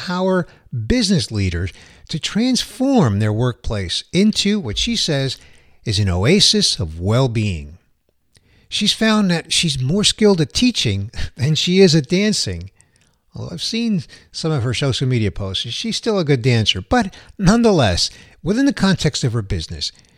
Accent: New York City, New York, United States; the Big Apple, my hometown

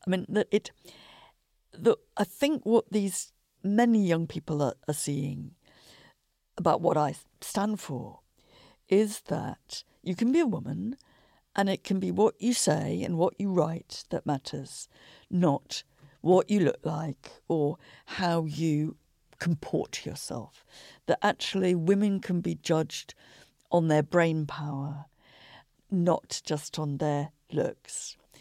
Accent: Shropshire, West Midlands, United Kingdom; I was growing up in Shropshire

